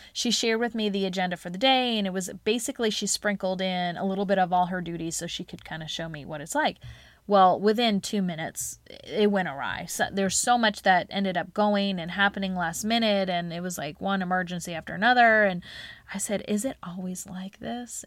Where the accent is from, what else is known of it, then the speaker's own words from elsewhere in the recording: Charlotte, North Carolina, United States; it was called Teach Charlotte, 'cause it was here in my hometown